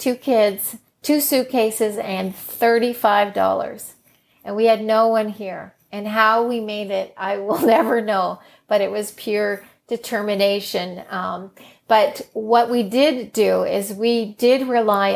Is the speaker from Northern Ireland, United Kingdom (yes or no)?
yes; Northern Ireland, United Kingdom; now in Canada; We were born in Northern Ireland, actually, that we hold a British passport when you're born in Northern Ireland.